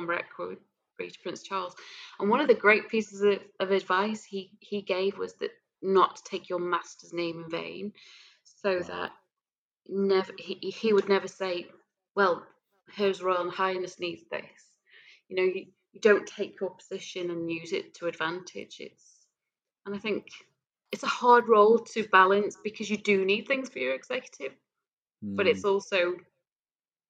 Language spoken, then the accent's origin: English; Isle of Man; I was from the Isle of Man